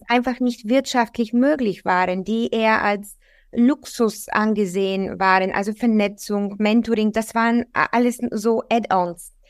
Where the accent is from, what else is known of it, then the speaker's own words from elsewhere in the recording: Bulgaria; now in Germany; Ich komme ursprünglich aus Bulgarien